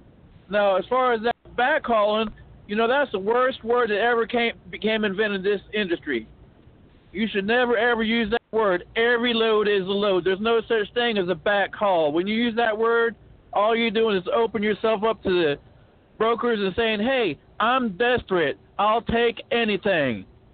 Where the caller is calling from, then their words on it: Bryant, Arkansas, United States; I'm calling from Bryant, Arkansas.